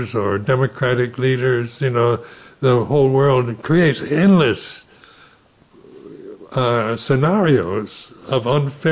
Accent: United States; Being American, you know, you're brought up in a society in my generation

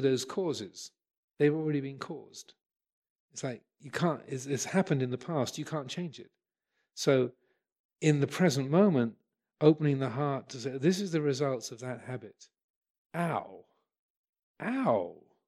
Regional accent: England, United Kingdom; I'm English. I'm a Buddhist monk

